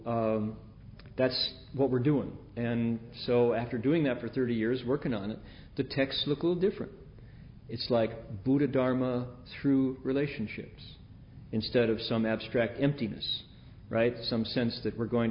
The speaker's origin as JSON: {"language": "English", "region": "Midwest", "country": "United States", "tie": "born or raised there", "said": "as a kid growing up in the Midwest"}